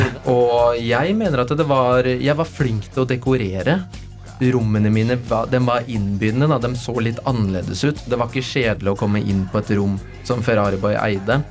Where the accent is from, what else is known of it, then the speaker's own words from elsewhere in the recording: Oslo, Norway; født og oppvokst på Løkka